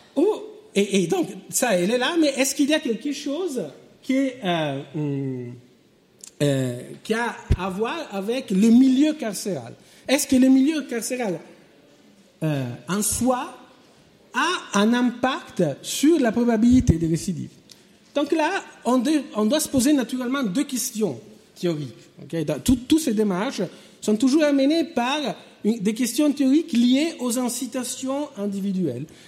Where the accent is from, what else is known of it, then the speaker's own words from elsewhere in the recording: France; moved away; mon pays d'origine, la France